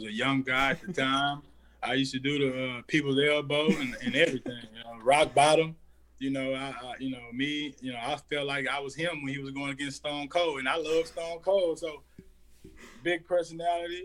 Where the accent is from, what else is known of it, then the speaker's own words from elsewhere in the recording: Dallas, Texas, United States; I'm from Dallas, Texas